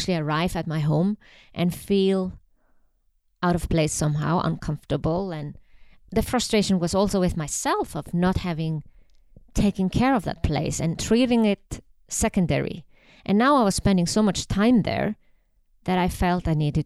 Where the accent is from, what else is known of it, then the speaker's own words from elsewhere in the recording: Iceland; moved away as an adult; now in Switzerland; I come from Iceland.